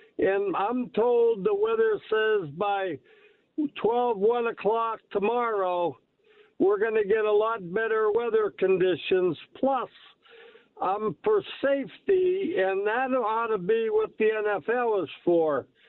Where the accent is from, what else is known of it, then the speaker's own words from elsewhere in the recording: Pittsburgh, Pennsylvania, United States; You know, I'm a Buffalo fan all the way, but I'm also from Pittsburgh, living there a long time ago.